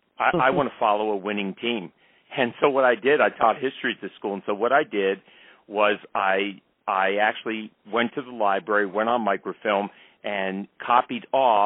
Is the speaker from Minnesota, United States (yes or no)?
no; Philadelphia, Pennsylvania, United States; growing up in Philadelphia and being accustomed to a losing baseball tradition